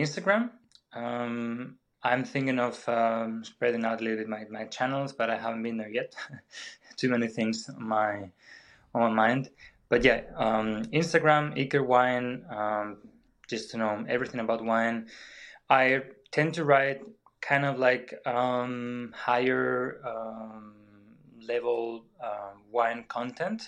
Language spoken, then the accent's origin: English; Spain; moved away as an adult; now in Vienna, Austria; I'm originally from Spain, but been living in Vienna for ten ye-, over ten years now